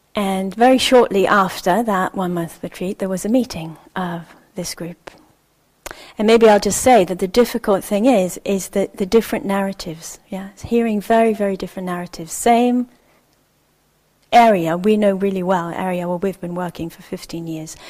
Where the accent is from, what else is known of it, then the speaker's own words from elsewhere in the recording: Israel; moved away; I'm originally from Israel. My family is uh, Jewish Israeli